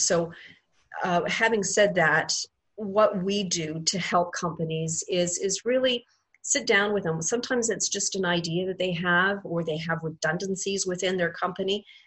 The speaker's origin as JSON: {"language": "English", "region": "Quebec", "country": "Canada", "tie": "born or raised there", "moved": "as an adult", "lives_now": "Ontario, Canada", "said": "I um, am a Quebec born and raised uh, girl, so I'm French Canadian"}